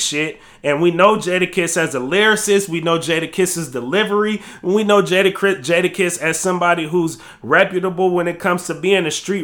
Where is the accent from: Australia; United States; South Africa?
United States; West Coast; I'm from the West Coast